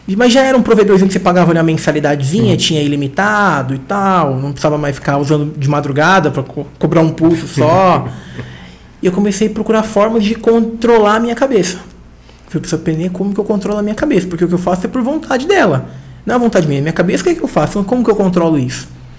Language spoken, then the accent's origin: Portuguese; Diadema, São Paulo, Brazil; Sou de Diadema, aqui em São Paulo